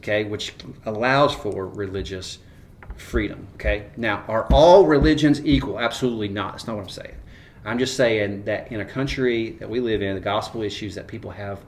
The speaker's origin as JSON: {"language": "English", "country": "United States", "said": "I'm an American. I am a patriotic American."}